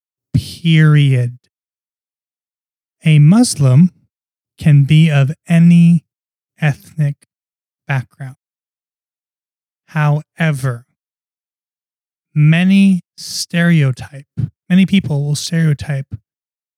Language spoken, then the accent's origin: English; Long Island, New York, United States; I grew up in Long Island, New York